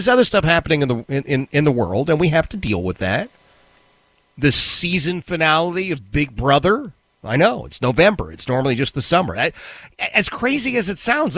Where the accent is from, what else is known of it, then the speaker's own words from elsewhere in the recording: United States; I live in the United States because I'm an American.